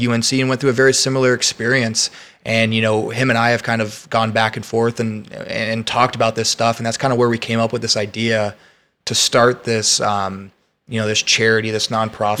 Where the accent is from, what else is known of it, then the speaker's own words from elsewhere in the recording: West Lafayette, Indiana, United States; moved away as an adult; now in Austin, United States; I went to college in my hometown